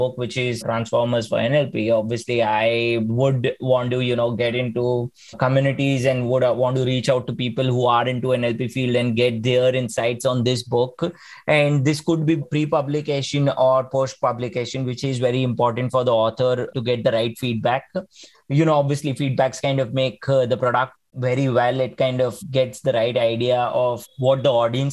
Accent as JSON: {"language": "English", "town": "Mumbai", "region": "Maharashtra", "country": "India", "tie": "born or raised there", "also_born_or_lived": "Pune", "said": "I then had an opportunity to come back to my hometown, which is Mumbai"}